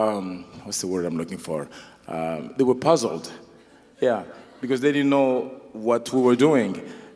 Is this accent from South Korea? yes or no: no; Kinshasa, DR Congo; English is a second language; moved away; also born or lived in Los Angeles; Yes, that's right. I grew up in Kinshasa and in Los Angeles.